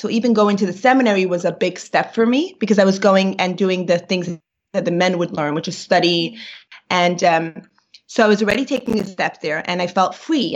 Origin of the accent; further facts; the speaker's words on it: New York, United States; first language Yiddish; English is a second language; I grew up in Brooklyn